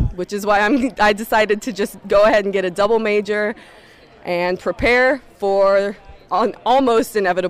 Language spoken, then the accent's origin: English; Newton, Iowa, United States; I am a senior. I'm from Newton, Iowa